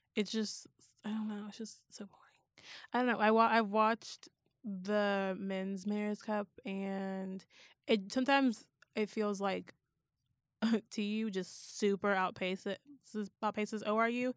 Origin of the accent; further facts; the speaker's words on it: Houston, Texas, United States; I'm from Houston